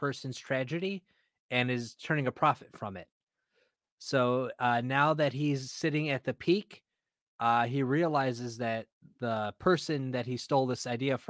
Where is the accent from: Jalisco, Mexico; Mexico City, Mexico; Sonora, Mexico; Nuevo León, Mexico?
Jalisco, Mexico; Guadalajara; I'm from Guadalajara